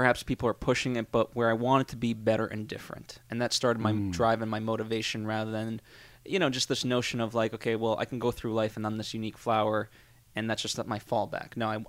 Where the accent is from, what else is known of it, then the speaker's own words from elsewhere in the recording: Connecticut, United States; also born or lived in Massachusetts; I grew up in Connecticut primarily.